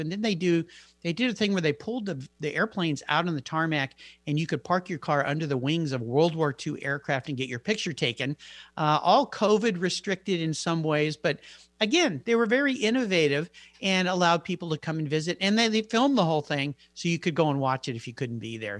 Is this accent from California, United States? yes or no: yes; San Diego, California, United States; my hometown, I grew up in San Diego